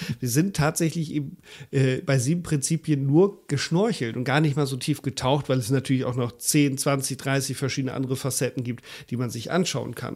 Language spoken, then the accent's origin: German; Germany; bei uns in Deutschland